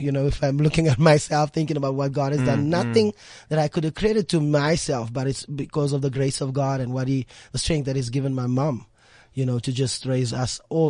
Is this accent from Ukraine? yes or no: no; Eldorado Park, Gauteng, South Africa; Okay, for me, I mean, Eldorado Park, you know, it's renowned for gangsterism, renowned for, you know, drug abuse and all of those kind of things happening there. It was a challenge, you know, being raised by a single parent.